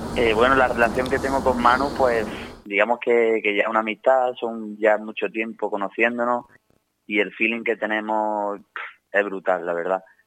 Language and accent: Spanish; Jaén, Andalusia, Spain